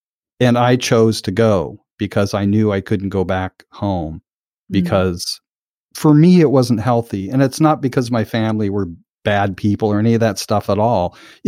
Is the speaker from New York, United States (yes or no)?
no; Portland, Oregon, United States; moved away as an adult; also born or lived in Orcas Island, Washington; Like I'm from Portland, Oregon.